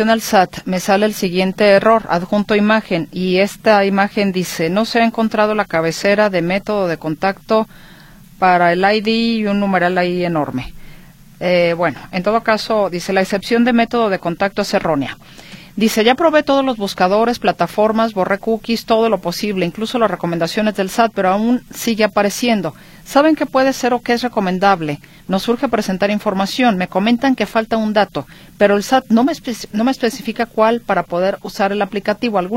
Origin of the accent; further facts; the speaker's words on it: Mexico; now in California, United States; vivo en California. Estoy pensando en mi retiro en México. Soy mexicano.